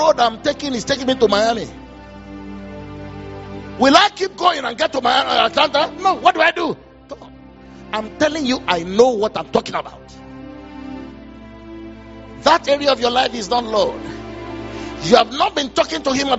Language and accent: English; Offa, Kwara, Nigeria; we're from Ofa.